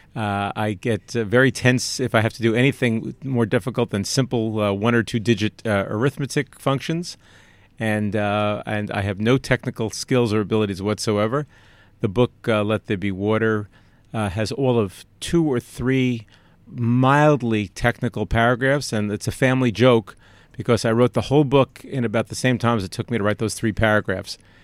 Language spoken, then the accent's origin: English; New York, United States; Growing up in New York